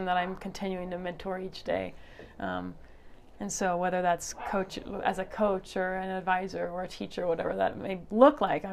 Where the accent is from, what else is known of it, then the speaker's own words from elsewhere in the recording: Kansas City, Kansas, United States; moved away as an adult; also born or lived in Lawrence, Kansas; now in Flagstaff, United States; I was born and raised in Kansas City, and then I moved to Lawrence for college and before we moved here.